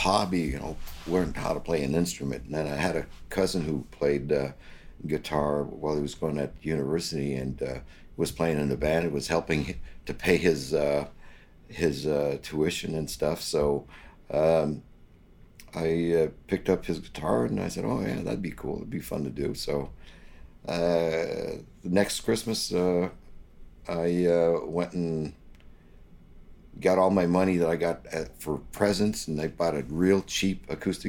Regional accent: Gatineau, Quebec, Canada; also born or lived in Ottawa, Ontario / Montreal; I lived my young life just across the river in the Hull area, and I went to school and graduated

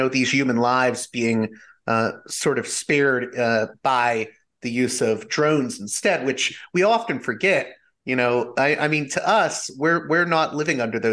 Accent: Pittsburgh, Pennsylvania, United States; moved away; I'm initially from Pittsburgh

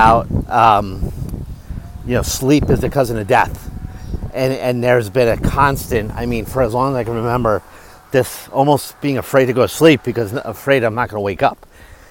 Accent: Stamford, Connecticut, United States; I was born in Connecticut

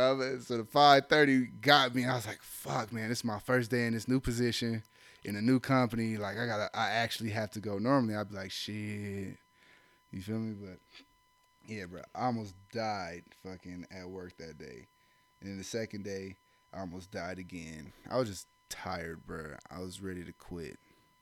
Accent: Ohio, United States; I'm from Ohio

